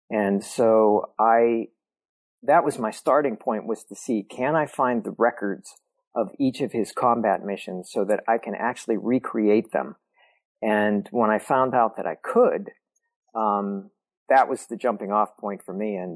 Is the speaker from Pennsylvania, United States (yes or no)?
yes; California, Pennsylvania, United States; We both grew up in small southwestern Pennsylvania college towns. Um, he grew up in Indiana, PA. I grew up in California, PA.